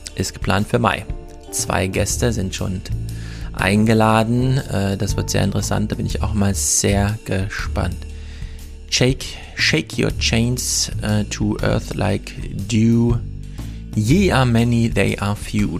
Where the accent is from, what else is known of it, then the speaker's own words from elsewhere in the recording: the East, eastern Germany, Germany; bei uns im Osten